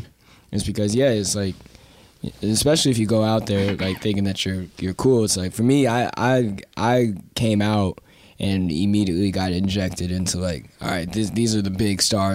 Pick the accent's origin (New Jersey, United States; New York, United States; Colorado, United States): Colorado, United States; Denver; now in Los Angeles, United States; And even to this day, like my best friend that I grew up with in Denver lives in LA, like he moved out there with me at the same time.